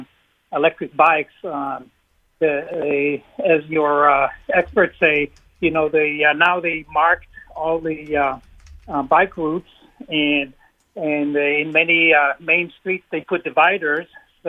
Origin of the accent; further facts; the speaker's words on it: Israel; now in New Britain, United States; I'm originally from Israel and I visit often.